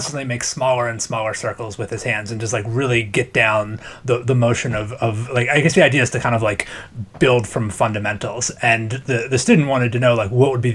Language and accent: English; Maryland, United States; moved away; I'm from Maryland, pretty close to Maryland Live